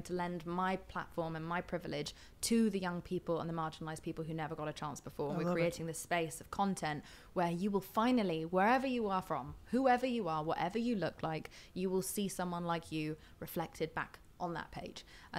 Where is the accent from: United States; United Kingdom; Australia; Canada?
United Kingdom; I grew up in Britain in the 90s